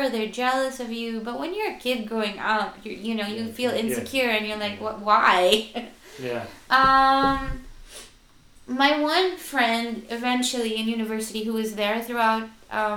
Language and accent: English; Manila, Metro Manila, Philippines; moved away; growing up in Manila